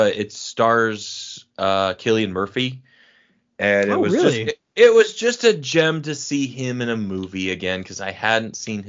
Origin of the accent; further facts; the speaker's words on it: Cork, Munster, Ireland; born there; No, I was born in Cork, Ireland, but yeah.